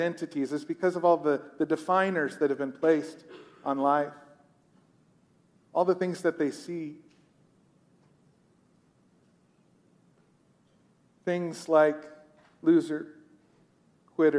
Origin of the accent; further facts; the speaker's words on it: United States; I'm a pastor. I'm an American.